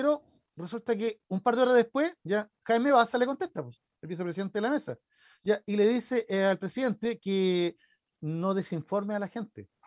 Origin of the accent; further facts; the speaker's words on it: Chile; somos mejores chilenos